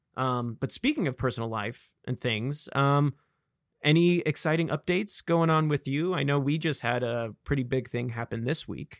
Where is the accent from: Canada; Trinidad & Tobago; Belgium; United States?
United States; Vacaville, California; accent: Vacaville; I have the classic Vacavillon, uh, accent